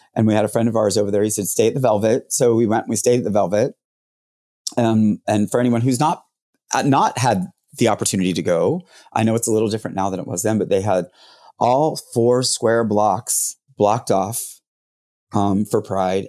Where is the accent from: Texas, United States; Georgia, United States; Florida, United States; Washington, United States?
Florida, United States; Jacksonville; also born or lived in Orlando; I'm from Jacksonville. So I grew up in Jacksonville